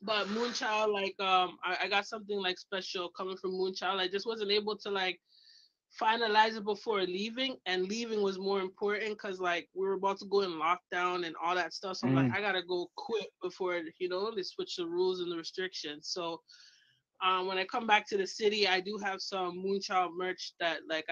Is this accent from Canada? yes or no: yes; Canada; moved away; also born or lived in Toronto; I'm Canadian